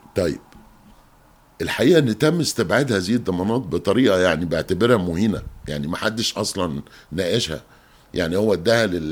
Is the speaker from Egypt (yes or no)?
yes; Egypt; دي مشكلة عندنا مش كمصريين بس